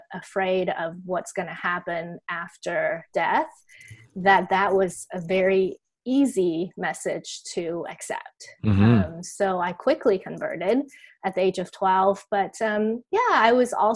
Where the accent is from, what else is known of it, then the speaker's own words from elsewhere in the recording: Taiwan; I grew up in Taiwan